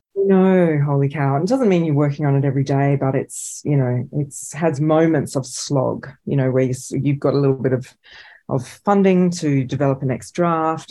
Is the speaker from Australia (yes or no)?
yes; Australia; as Australian filmmakers